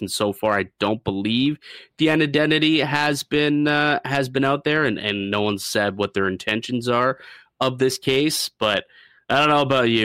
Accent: St. Catharines, Ontario, Canada; my hometown of uh, Niagara and Saint Catharines

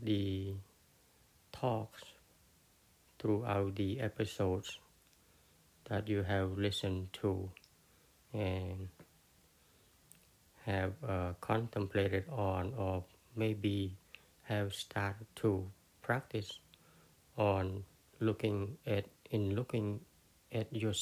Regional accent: Cambodia; first language Khmer; English is a second language; my language, which is Cambodian, my first language

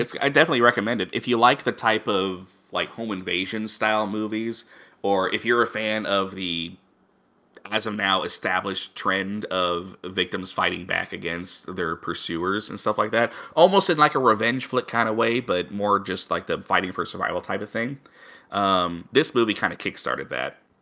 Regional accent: Missouri, United States; my home state

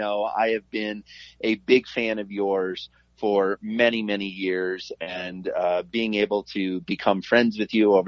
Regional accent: Iowa, United States; I'm a Midwestern kid. I grew up in Iowa.

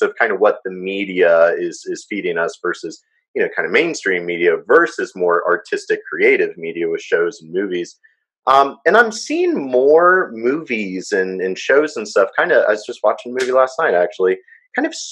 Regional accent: United States; as an American

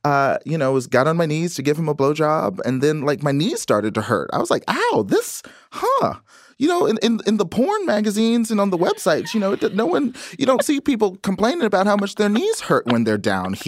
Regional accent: Texas, United States; when I was growing up in Texas

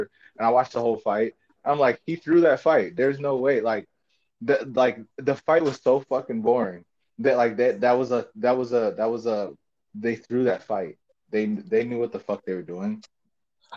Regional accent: Chicago, Illinois, United States; I'm from Chicago. I'm in the United States. I was a Bulls fan

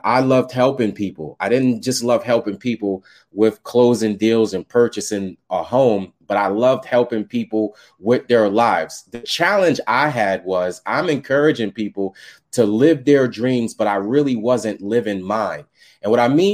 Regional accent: New York City, New York, United States; I was raised in Staten Island, New York

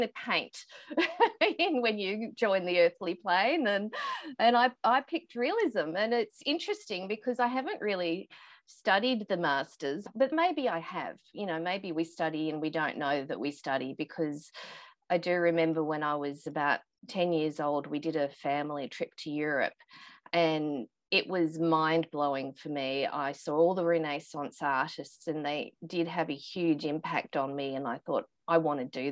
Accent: Australia; growing up in Australia

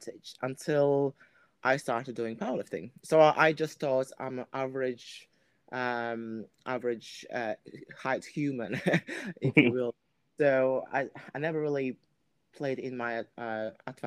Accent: Latvia; moved away; I am from Latvia, so that's my country I'm from

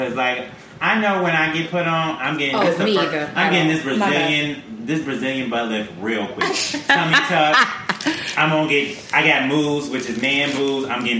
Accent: Milwaukee, Wisconsin, United States; moved away; also born or lived in Brooklyn, New York; I'm from Milwaukee, Wisconsin.

